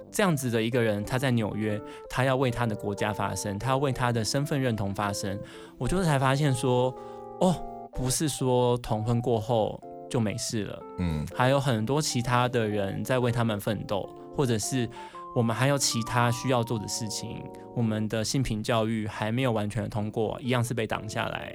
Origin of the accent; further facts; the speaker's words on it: Taiwan; 就是让大家知道说我们台湾人有种